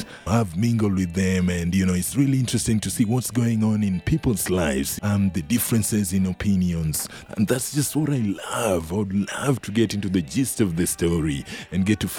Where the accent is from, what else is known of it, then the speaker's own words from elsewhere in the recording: Kenya; now in Reno, United States; Because I came from Kenya, and the first thing that I did here in Reno was homeless reporting.